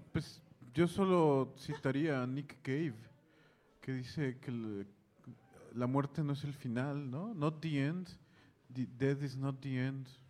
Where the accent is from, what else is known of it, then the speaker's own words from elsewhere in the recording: Mexico; vengo de México